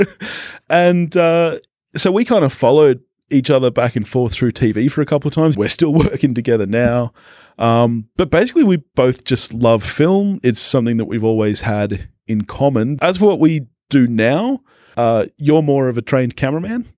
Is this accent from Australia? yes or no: yes; Australia; we're Aussie